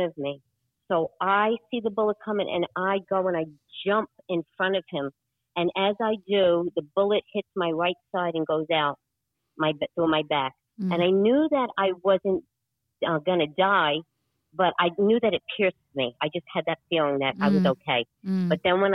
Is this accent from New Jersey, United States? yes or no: no; New York, United States; accent: New York; now in Vero Beach, United States; New York accent. Born and raised in New York